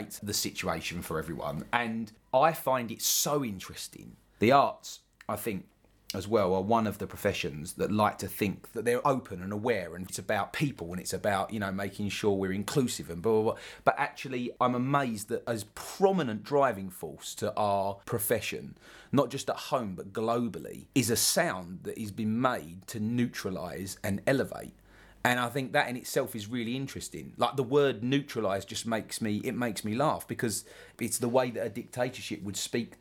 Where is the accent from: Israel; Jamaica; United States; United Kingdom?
United Kingdom; London; accent: London; specifically about London, and which is interesting because that's my accent